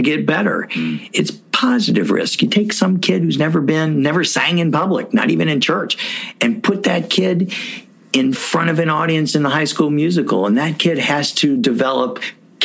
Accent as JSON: {"language": "English", "town": "Louisville", "region": "Kentucky", "country": "United States", "tie": "born or raised there", "said": "my hometown of Louisville, Kentucky"}